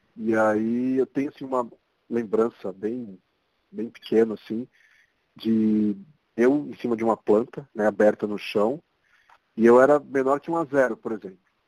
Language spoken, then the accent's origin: Portuguese; São Paulo, Brazil; sou daqui de São Paulo mesmo, é, posso dizer que sou um paulistano da Gema